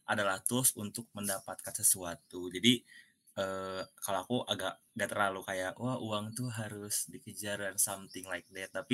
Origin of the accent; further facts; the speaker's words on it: Cimahi, West Java, Indonesia; asal saya dari kota Cimahi, Bandung